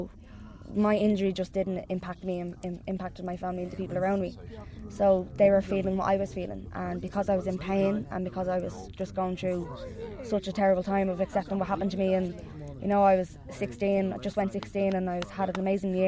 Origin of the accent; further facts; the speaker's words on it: Dublin, Leinster, Ireland; I'm from North Dublin